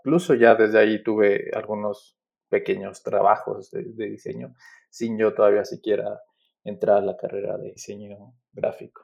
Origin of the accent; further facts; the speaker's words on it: Aguascalientes, Mexico; also born or lived in Mexico City; Yo crecí en la ciudad de Aguascalientes, estudié en la Universidad Autónoma de Aguascalientes, pues toda mi formación fue allá, ¿no? Yo, yo nací en la Ciudad de México, pero desde muy niño eh, nos mudamos a, vivir a la ciudad de Aguascalientes